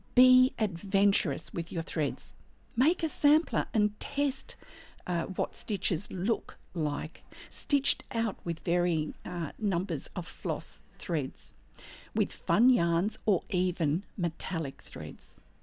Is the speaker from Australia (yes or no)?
yes; Australia; I'm an Australian textile artist